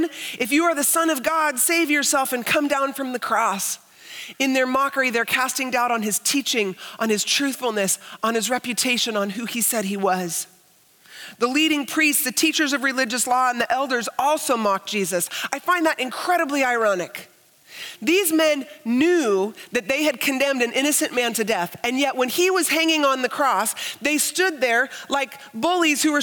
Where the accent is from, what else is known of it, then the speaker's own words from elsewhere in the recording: United States; as an American Christian